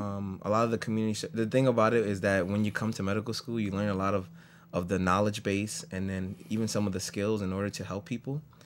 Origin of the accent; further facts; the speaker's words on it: New York City, New York, United States; I grew up in the Bronx all my life